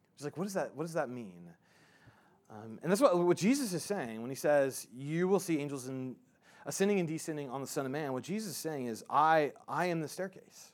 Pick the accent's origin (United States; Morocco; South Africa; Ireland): United States; I'm an American